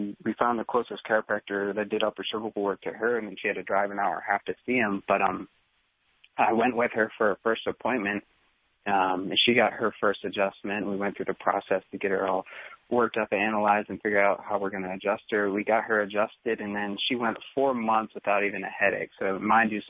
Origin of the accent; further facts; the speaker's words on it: Pennsylvania, United States; moved away as an adult; also born or lived in Marietta, Georgia; I moved from Pennsylvania down to Marietta, Georgia to go undergrad